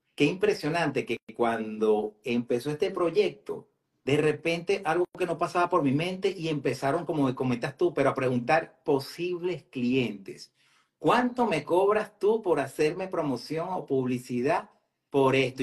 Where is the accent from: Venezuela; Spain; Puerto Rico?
Venezuela; now in Metro Atlanta, United States; soy venezolano